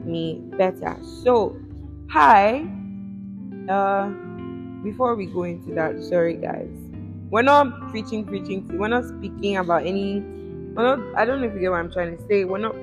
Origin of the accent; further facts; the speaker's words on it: Edo, Nigeria; I'm from Edo State in Nigeria